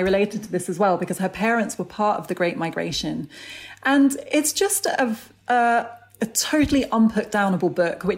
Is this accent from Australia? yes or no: no; United Kingdom; I've grown up here and I've had a very British conditioning in many ways